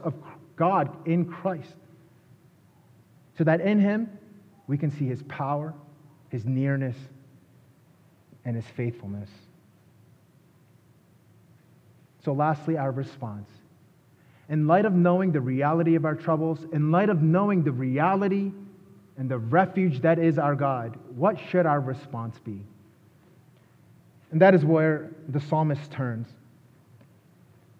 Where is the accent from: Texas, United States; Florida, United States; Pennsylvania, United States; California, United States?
Pennsylvania, United States; Philadelphia; moved away; I'm from Philadelphia